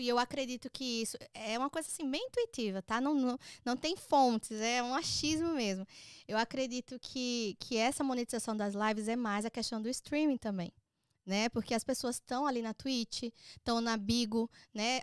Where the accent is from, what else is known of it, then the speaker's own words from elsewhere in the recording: Maceió, Alagoas, Brazil; moved away as an adult; now in United States; eu sou nascida e criada em Maceió